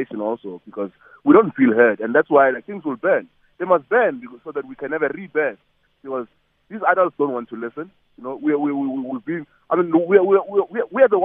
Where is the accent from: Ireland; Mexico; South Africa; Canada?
South Africa; we live in the most vibrant space as South African artists